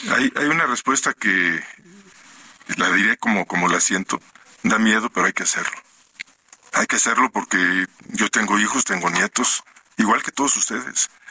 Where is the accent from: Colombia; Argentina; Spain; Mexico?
Mexico; los mexicanos